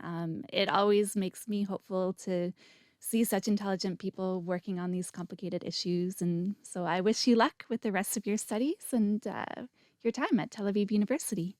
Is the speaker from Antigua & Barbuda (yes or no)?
no; Canada; I'm Canadian too